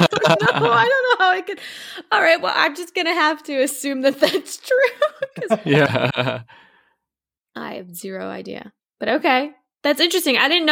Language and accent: English; United States; Because we're American.